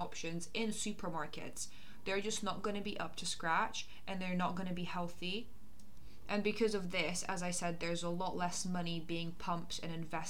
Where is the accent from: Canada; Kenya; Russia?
Russia; Moscow; now in United Kingdom; I come from Russia and I grew up in Moscow, and I go back quite frequently.